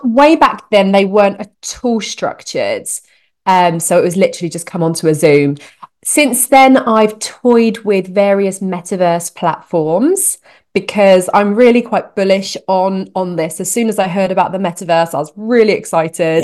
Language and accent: English; United Kingdom; moved away as an adult; now in Canada; I'm a Brit in Canada